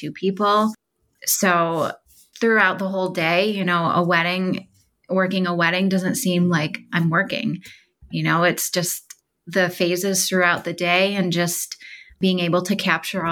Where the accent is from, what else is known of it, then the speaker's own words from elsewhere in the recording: Central New York, United States; I am from Central New York